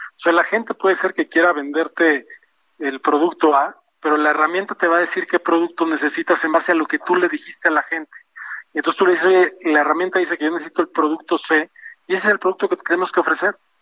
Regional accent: Mexico; como mexicanos

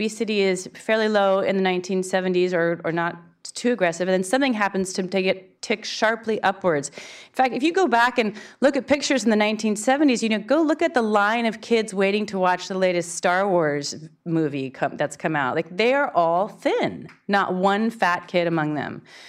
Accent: Berkeley, California, United States; now in New York City, United States; I'm from Berkeley, California, so of course I was a vegetarian. Then from there I moved to New York City, other capital of vegetarianism.

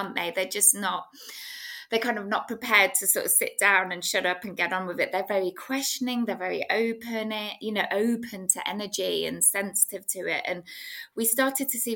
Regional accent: England, United Kingdom; I was brought up in England in the UK.

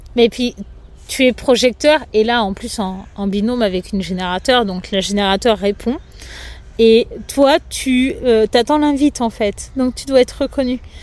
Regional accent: Angers, Pays de la Loire, France; moved away; also born or lived in Lyon; j'ai quitté Lyon pour aller dans ma région natale, donc à côté d'Angers

